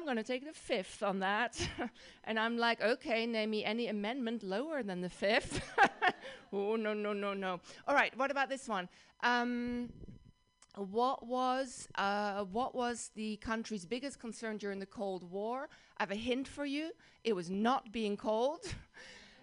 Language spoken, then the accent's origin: English; Netherlands; accent: Dutch; English is a second language; moved away as an adult; now in United States; I grew up in the Netherlands, in Holland